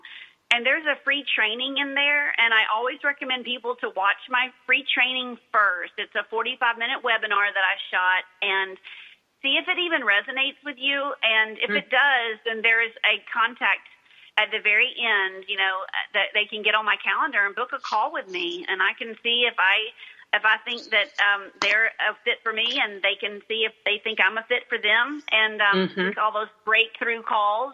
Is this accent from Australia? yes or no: no; United States; I'm an American